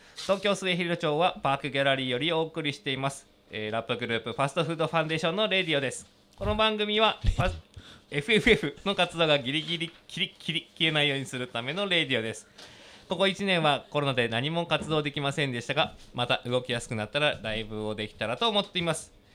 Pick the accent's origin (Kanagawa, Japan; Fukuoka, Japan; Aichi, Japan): Fukuoka, Japan; 僕と先っちょさんが九州出身